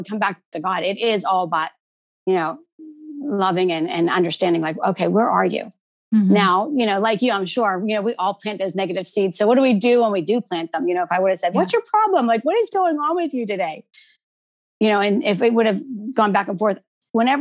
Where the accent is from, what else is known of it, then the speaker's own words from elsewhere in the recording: East Coast, United States; we're from the East Coast